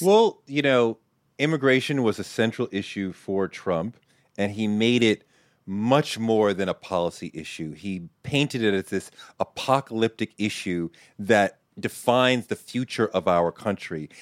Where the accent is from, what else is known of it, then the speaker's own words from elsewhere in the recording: Boston, Massachusetts, United States; I grew up in Boston